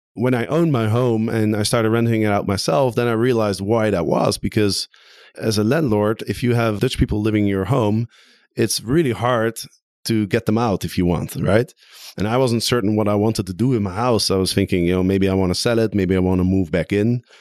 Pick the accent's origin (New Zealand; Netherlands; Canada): Netherlands; Amsterdam, North Holland; I am in my hometown of Amsterdam